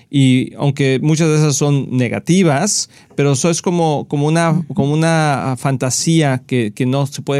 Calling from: Guanacaste, Costa Rica; Buenas, hermanos pastores. … de Guanacaste, Costa Rica. Los veo por televisión.

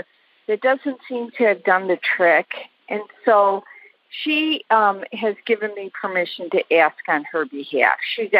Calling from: Oak Brook, Illinois, United States; I am in Oak Brook, Illinois, and Amber is in Naperville, Illinois.

